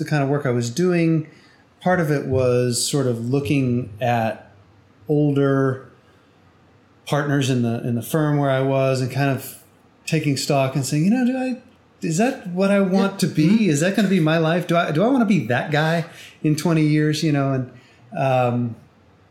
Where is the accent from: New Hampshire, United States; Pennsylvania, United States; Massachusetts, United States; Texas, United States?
New Hampshire, United States; moved away as an adult; now in Houston, United States; I grew up in New Hampshire and lived there until I was 18 and went off to college.